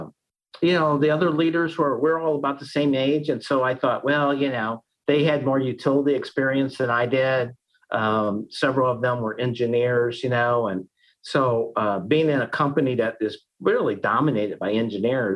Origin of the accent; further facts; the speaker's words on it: Collinsville, Illinois, United States; also born or lived in Iowa State; I grew up in Collinsville, right where my office is here today